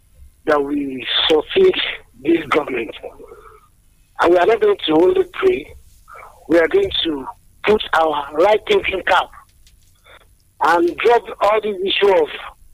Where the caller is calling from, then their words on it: Adibe, Nigeria; I'm calling from Adibe this morning.